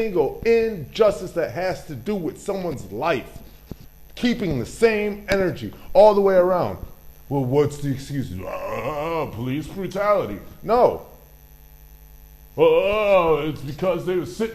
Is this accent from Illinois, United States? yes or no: yes; Chicago, Illinois, United States; I am a Chicago native. I come from Chicago.